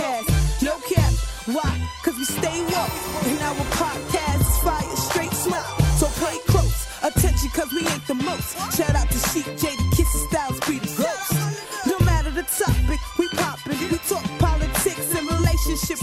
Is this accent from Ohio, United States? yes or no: no; Uniondale, New York, United States; I'm from Uniondale